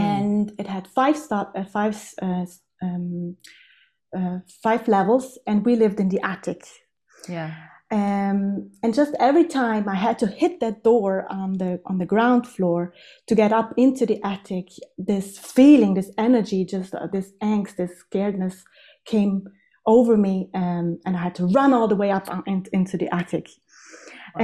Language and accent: English; South Tyrol, Trentino-Alto Adige, Italy; now in Innsbruck, Austria; I'm born and raised in South Tyrol, which is in the Italian Alps